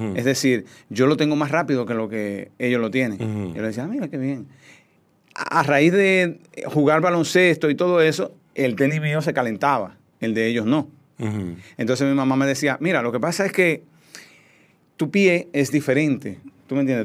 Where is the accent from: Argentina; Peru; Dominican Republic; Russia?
Dominican Republic; Cotuí, Sánchez Ramírez; moved away; also born or lived in Santo Domingo; yo soy un campesino, soy de Cotuí, soy de una familia muy humilde